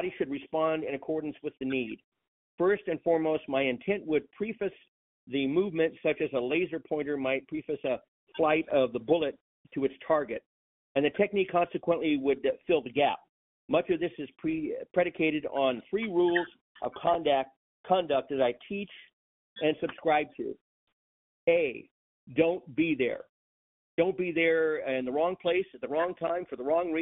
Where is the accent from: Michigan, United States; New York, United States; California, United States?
California, United States; Long Beach; I was born and bred in the Los Angeles County city of Long Beach, California